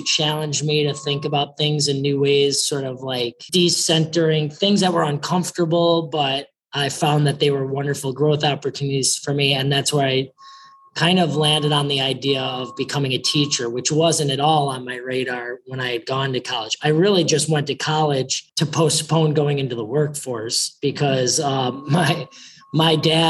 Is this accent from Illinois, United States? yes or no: yes; Chicago, Illinois, United States; I've lived in many places throughout the country, but I say I grew up in Chicago because that's where I went to junior high and high school.